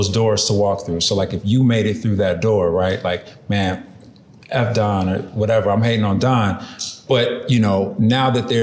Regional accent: Chicago, Illinois, United States; moved away

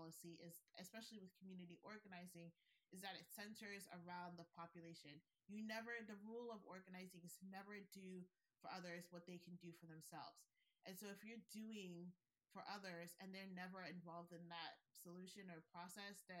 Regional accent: Nigeria; I'm Nigerian

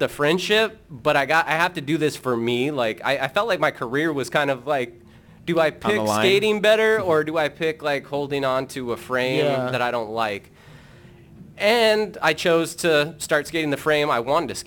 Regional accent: Denver, Colorado, United States; From growing up in Denver

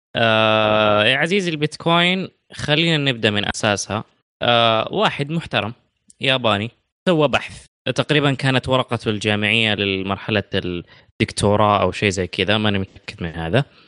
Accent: Saudi Arabia; عندنا في السعوديه

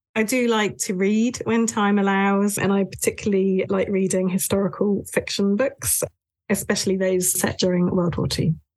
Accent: United Kingdom; moved away as an adult; also born or lived in north of England / Japan; I was born and raised in the south of England, mainly in the counties of Dorset and Hampshire, just on the edge of the New Forest

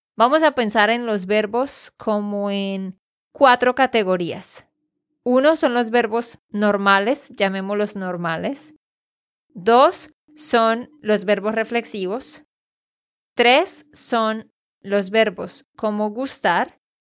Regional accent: Santander, Colombia; de Santander, Colombia

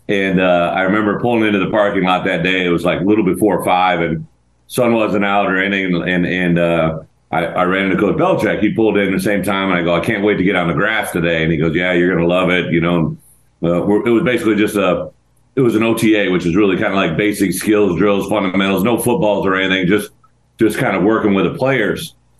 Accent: Illinois, United States; I'm from Illinois originally, right?

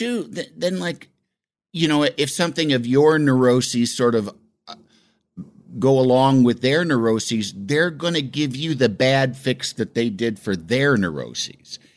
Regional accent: Illinois, United States; growing up in Illinois

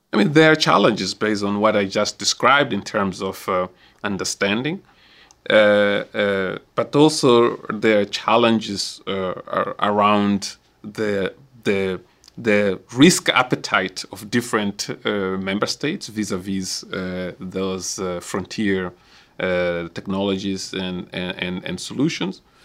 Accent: Mozambique; my own country, so I can use Mozambique, because I'm from Mozambique

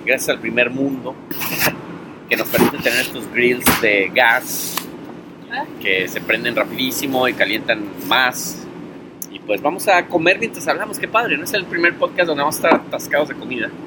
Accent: Mexico; now in New York, United States; como buen mexicano

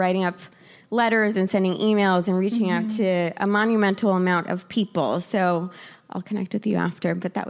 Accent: El Paso, Texas, United States; I am originally from El Paso, Texas, born and raised. My mom is from Cuauhtémoc, Chihuahua.

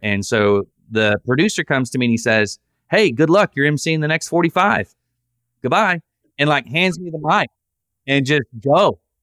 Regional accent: Southern, United States; accent: Southern; my Southern accent

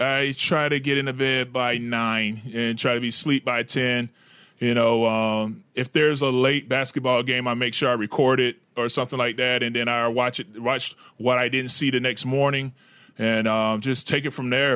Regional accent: Florida, United States; in Jacksonville in my home state

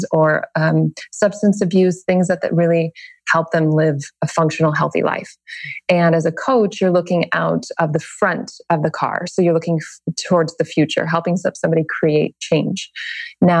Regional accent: Bay Area, Northern California, United States; now in Los Angeles, United States; Northern California, Bay Area

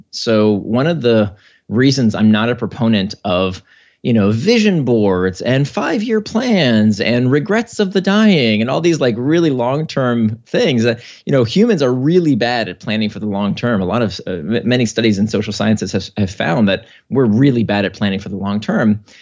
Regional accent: United States; my family came to America in nineteen eighty-one, uh, kinda to pursue the American dream

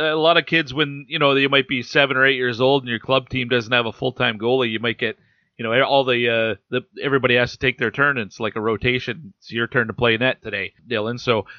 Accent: Western Canada, Canada; we grew up in Western Canada. It's the WHL's backyard.

